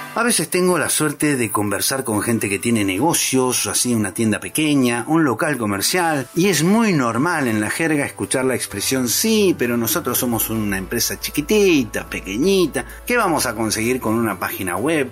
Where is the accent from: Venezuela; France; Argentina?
Argentina; Argentina, mi tierra